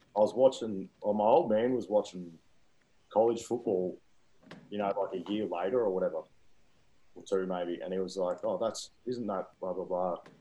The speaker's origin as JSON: {"language": "English", "town": "Wodonga", "region": "Victoria", "country": "Australia", "tie": "born or raised there", "also_born_or_lived": "Queensland", "moved": "as an adult", "lives_now": "Birmingham, United States", "said": "growing up in Wodonga"}